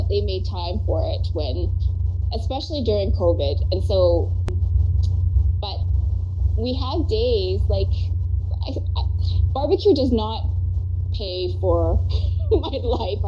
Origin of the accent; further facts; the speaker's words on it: Canada; I'm a Canadian citizen